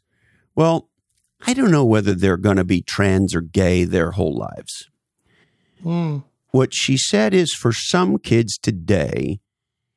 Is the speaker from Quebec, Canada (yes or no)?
yes; Montreal, Quebec, Canada; moved away as an adult; now in United States; I grew up in Montreal, Canada